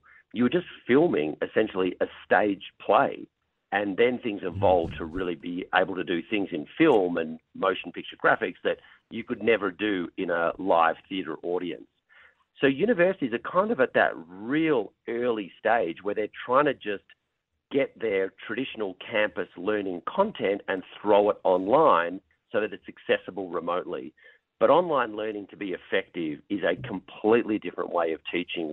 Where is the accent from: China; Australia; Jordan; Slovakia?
Australia; moved away as an adult; now in California, United States; I'm based in California, but I'm originally from Australia. So I started my journey in education where I grew up in Australia